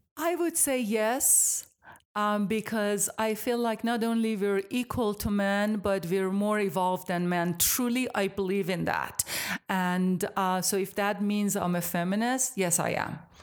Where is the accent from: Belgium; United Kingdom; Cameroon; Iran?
Iran; moved away as an adult; now in United States; I am from Iran originally, so I grew up in Iran till I was about eighteen